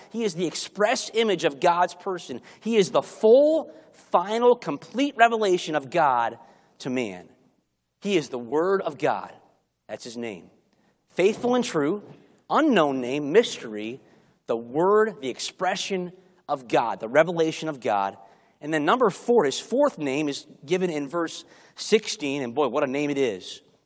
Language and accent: English; Chicago, Illinois, United States; moved away; I grew up in Chicago, and learning to drive in Chicago